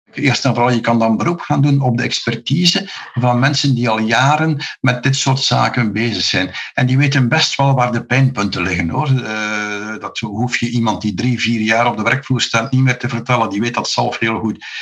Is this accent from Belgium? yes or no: yes; Flanders, Belgium; hier bij ons in Vlaanderen